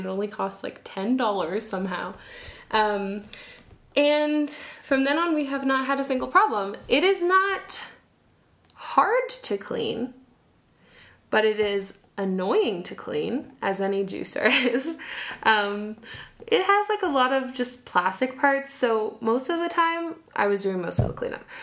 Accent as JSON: {"language": "English", "country": "Canada", "moved": "as an adult", "lives_now": "Quito, Ecuador", "said": "I'm a Canadian"}